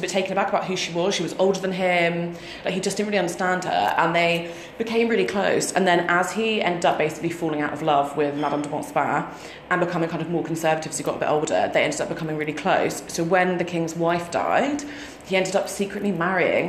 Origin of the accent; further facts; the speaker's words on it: United Kingdom; I'm too British.